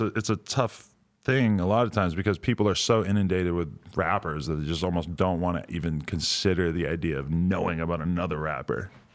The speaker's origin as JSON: {"language": "English", "region": "New Hampshire", "country": "United States", "tie": "born or raised there", "also_born_or_lived": "New York", "moved": "as an adult", "said": "I lived, like, where I grew up in New Hampshire, and then I lived in New York for a long time"}